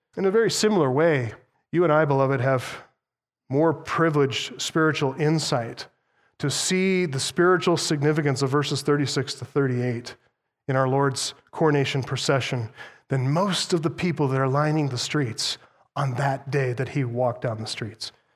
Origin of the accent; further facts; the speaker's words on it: United States; as an American